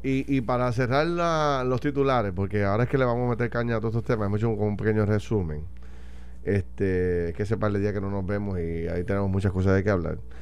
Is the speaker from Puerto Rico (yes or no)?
yes; Puerto Rico; debemos sentirnos como puertorriqueños